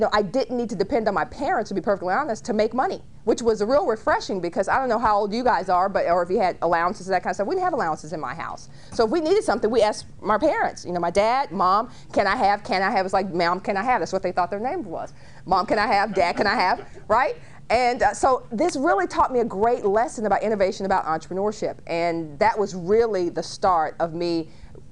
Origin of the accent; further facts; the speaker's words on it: Dallas, Texas, United States; I grew up in Dallas and started my first business when I was 9 years old